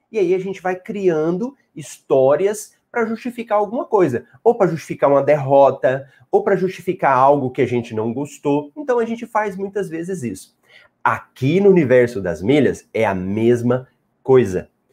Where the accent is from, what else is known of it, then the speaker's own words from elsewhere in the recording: Goiânia, Goiás, Brazil; accent: Goiás; eu sou de Goiás, Goiânia. Então, esse sotaque que você ouve aqui, ele veio de Goiás, não é de Minas